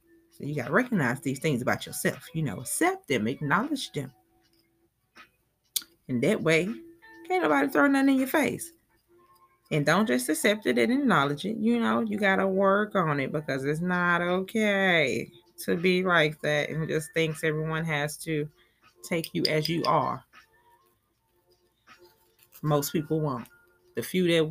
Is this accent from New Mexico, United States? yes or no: no; Talladega, Alabama, United States; accent: country; I'm from Talladega, Alabama